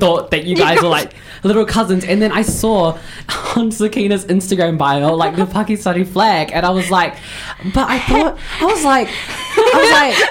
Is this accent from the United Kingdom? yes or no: no; New Zealand; growing up here, you know, in New Zealand